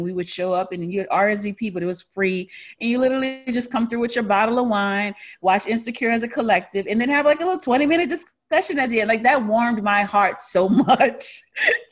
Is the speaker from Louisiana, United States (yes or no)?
yes; New Orleans, Louisiana, United States; moved away as an adult; also born or lived in New York; now in Austin, United States; I'm from New Orleans, born and raised, first 25 years of my life